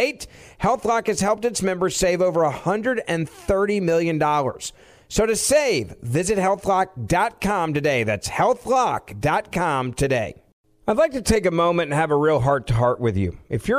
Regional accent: Memphis, Tennessee, United States; moved away; I had to fly back to my hometown of Memphis to check on my dad who was in the hospital.

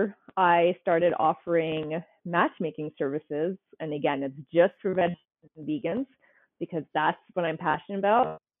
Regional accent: Ottawa, Ontario, Canada; moved away; also born or lived in California; I'm from Ottawa, Ontario, and I lived in California for about 8 years.

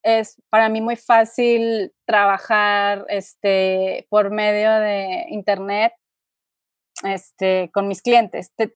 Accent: Monterrey, Nuevo León, Mexico; moved away as an adult; now in San Miguel de Allende, Mexico; yo soy del norte, del noreste de México, eh, específicamente de Monterrey

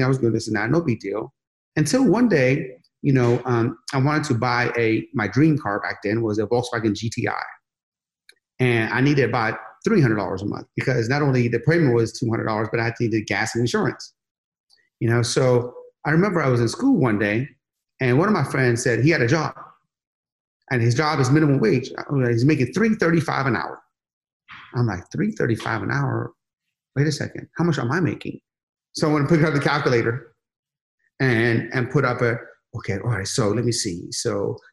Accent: Sharon, Pennsylvania, United States; moved away as an adult; now in California, United States; I came from Sharon, Pennsylvania. No, Sharon, Pennsylvania, you know, there was like one BMW, maybe one Mercedes in the entire town.

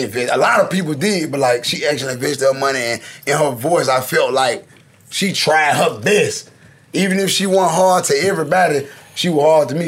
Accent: Memphis, Tennessee, United States; East Memphis was like for real, for real. Like I grew up in Walter Simmons

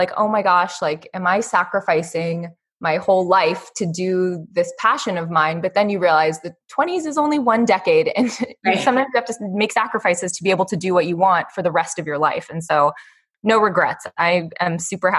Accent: Northern California, United States; also born or lived in Michigan; I grew up in Northern California

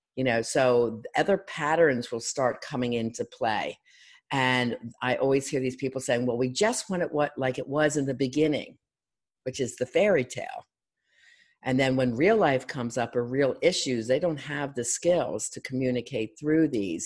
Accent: Philadelphia, Pennsylvania, United States; I'm from Philadelphia

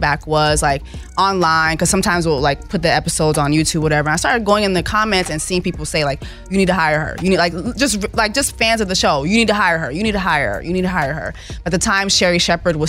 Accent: Montreal, Quebec, Canada; moved away; also born or lived in Miami / Haiti (ancestry); Montreal, Canada, was where I was born

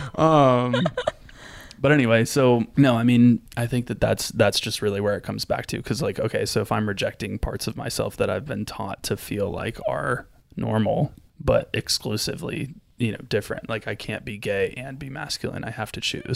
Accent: Florida, United States; I grew up in Florida

